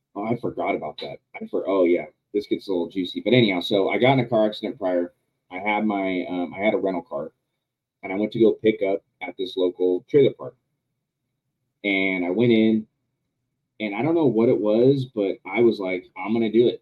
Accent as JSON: {"language": "English", "region": "Southern California", "country": "United States", "also_born_or_lived": "Yucaipa, California", "said": "Well, I'm from Southern California. I live an hour and a half away from San Diego."}